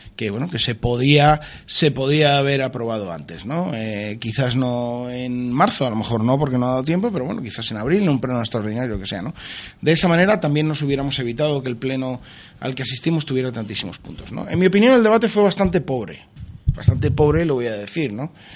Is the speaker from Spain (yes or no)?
yes; Spain; yo soy un español entre 27 millones